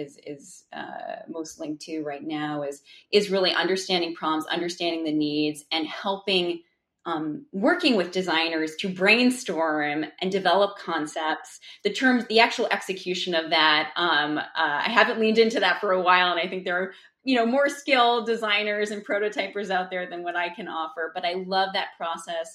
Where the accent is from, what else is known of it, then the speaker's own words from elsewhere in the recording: New England, United States; I grew up in New England.